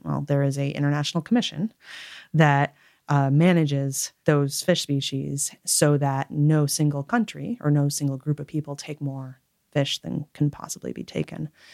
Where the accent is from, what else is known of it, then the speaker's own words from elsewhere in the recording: Connecticut, United States; moved away as an adult; also born or lived in Alaska; I was born and raised in Connecticut